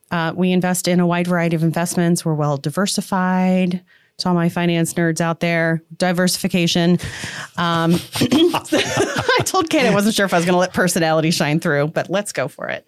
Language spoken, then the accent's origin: English; Portage County, Ohio, United States; moved away; also born or lived in Florida; I grew up in Portage County, moved to Florida, came back